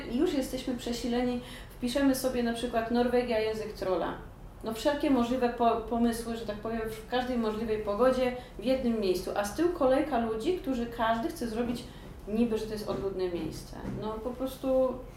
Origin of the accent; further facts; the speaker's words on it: Poland; moved away; also born or lived in Georgia / England; jestem z Polski